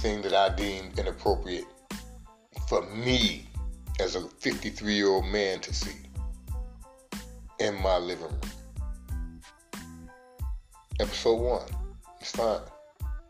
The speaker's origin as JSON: {"language": "English", "country": "United States", "said": "I'm an American"}